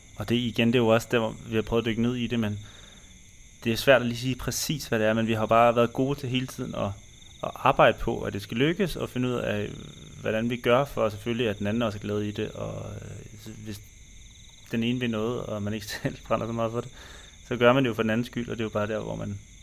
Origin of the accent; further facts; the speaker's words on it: Denmark; moved away as an adult; Når vi er hjemme i Danmark